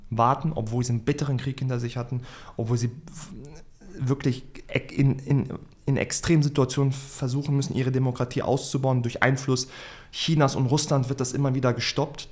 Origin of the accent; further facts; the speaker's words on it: Hanover, Lower Saxony, Germany; ich bin 29 Jahre alt, Hannoveraner